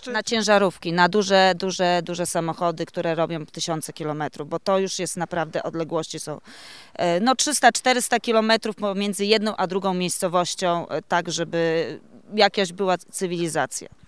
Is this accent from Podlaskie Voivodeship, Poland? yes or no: yes; Podlaskie Voivodeship, Poland; Jestem z Podlasia. Jako chyba jedyna tutaj uczestniczka, uczestniczka z tego regionu.